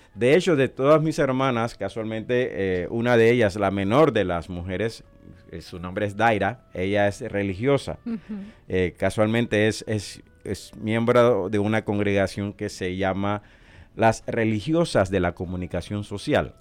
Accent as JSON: {"language": "Spanish", "country": "Panama", "tie": "born or raised there", "also_born_or_lived": "El Salvador / Honduras / Nicaragua / Puerto Rico", "moved": "as an adult", "lives_now": "Omaha, United States", "said": "nacido en Panamá"}